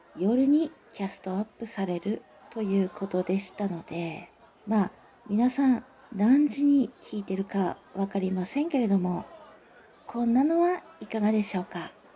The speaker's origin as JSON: {"language": "Japanese", "area": "Tsugaru", "region": "Aomori", "country": "Japan", "accent": "Tsugaru dialect", "said": "私青森県に住んでおります、えー、津軽地方に住んでいるので津軽弁という方言を話しますなので方言女子です"}